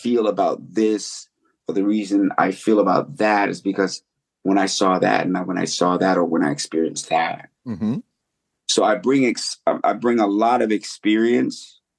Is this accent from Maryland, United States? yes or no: yes; Silver Spring, Maryland, United States; also born or lived in Greenville, Mississippi / New York City; I'm from actually Silver Spring, Maryland, Washington, D.C.